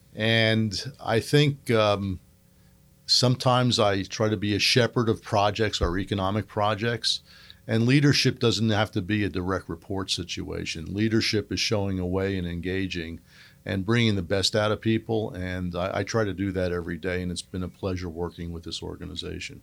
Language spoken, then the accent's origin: English; Northeast, United States; moved away; I grew up in the Northeast.